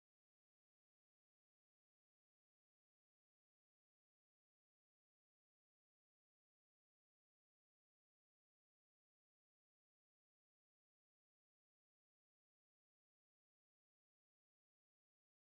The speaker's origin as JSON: {"language": "English", "region": "Michigan", "country": "United States", "moved": "yes", "said": "almost Canadian, being from Michigan"}